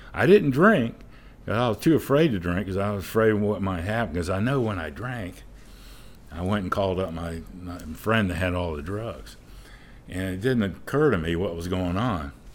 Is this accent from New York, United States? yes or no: no; St. Augustine, Florida, United States; I'm originally from Saint Augustine. I was born and raised. I'm probably a fourth generation there